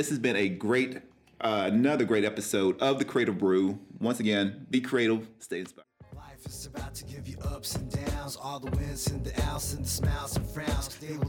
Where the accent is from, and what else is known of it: Cleveland, Tennessee, United States; born or raised there; moved away